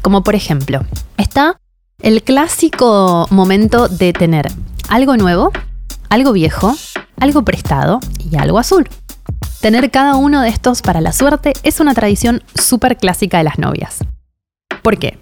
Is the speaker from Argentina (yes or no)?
yes; Argentina